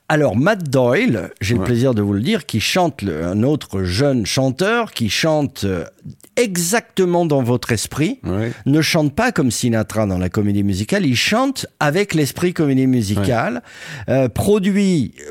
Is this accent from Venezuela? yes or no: no; Netherlands